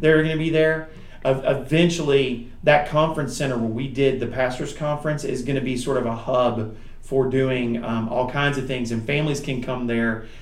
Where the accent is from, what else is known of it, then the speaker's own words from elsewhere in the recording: United States; us, the American Christians